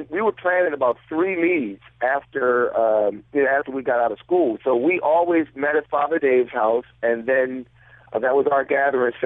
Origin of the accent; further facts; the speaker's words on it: Philadelphia, Pennsylvania, United States; They can tell you we're from Philadelphia.